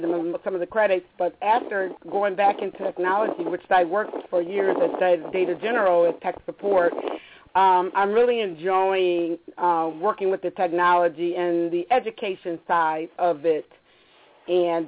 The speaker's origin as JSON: {"language": "English", "town": "Rochester", "region": "New York", "country": "United States", "tie": "born or raised there", "also_born_or_lived": "Virginia", "moved": "as an adult", "lives_now": "Maryland, United States", "said": "I was born in Rochester, New York, and my family, my mother and my father"}